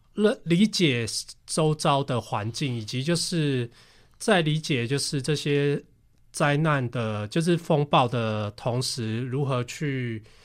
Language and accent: Chinese; Taiwan; 跟那个我们台湾人常常就是每年夏天都会碰到的台风